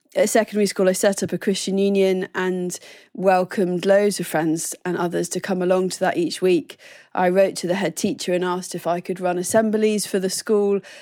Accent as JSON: {"language": "English", "town": "Oxford", "region": "South East England", "country": "United Kingdom", "tie": "born or raised there", "also_born_or_lived": "Plymouth, Devon", "said": "So, I was born in Devon and then we moved up to Oxford when I was about seven"}